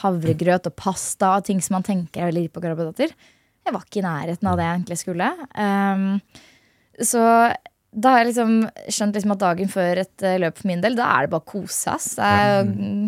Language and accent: Norwegian; Hønefoss, Buskerud, Norway; Jeg er fra Hønefoss